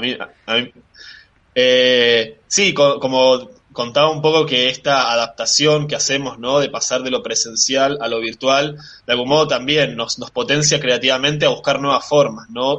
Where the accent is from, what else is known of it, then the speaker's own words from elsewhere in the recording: Bariloche, Río Negro, Argentina; moved away as an adult; also born or lived in Valencia, Spain; now in La Plata, Argentina; nací en España, nací en Valencia, eh, pero me crié en Bariloche